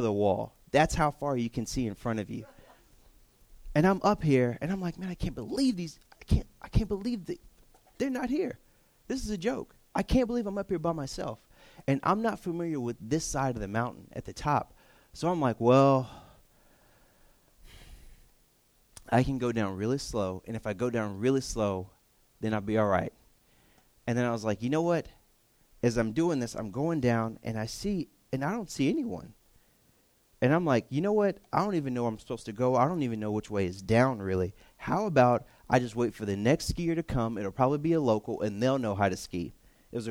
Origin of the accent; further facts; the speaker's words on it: Texas, United States; moved away; I'm from Texas